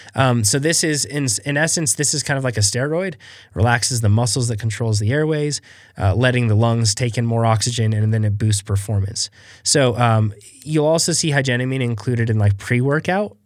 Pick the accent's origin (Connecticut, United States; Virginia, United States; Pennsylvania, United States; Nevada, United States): Nevada, United States; Reno; we're from Reno